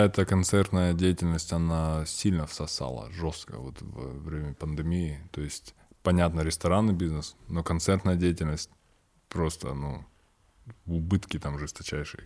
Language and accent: Russian; Kazakhstan; я казах